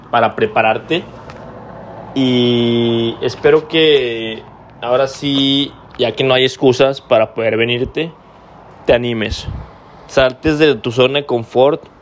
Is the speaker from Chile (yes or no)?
no; Mexico; Entonces, por eso te lo digo somos mexicanos, somos chingones, anímate, vente y pues a cumplir tus sueños, güey.